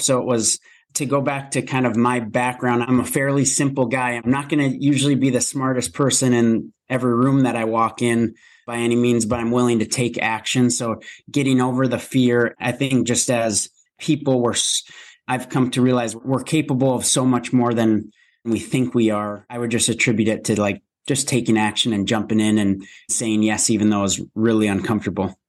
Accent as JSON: {"language": "English", "region": "Minnesota", "country": "United States", "tie": "born or raised there", "said": "born and raised in Minnesota"}